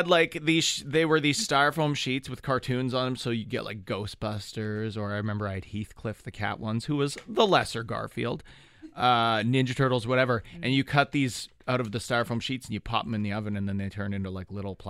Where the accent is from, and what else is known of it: Thunder Bay, Ontario, Canada; born or raised there; now in Toronto, Canada